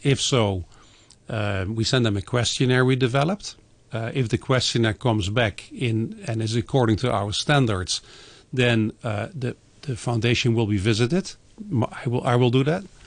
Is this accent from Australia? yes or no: no; Netherlands; moved away; my home country, in the Netherlands